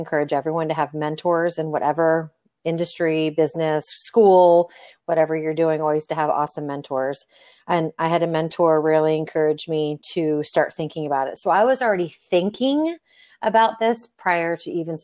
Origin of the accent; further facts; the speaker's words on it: Florida, United States; moved away as an adult; now in Nevada, United States; I'm from Florida. I was there for about 38 years and then moved out here to Nevada